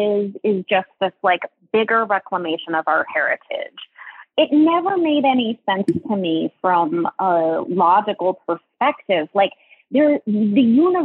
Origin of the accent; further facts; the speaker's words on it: New England, United States; I was born in New England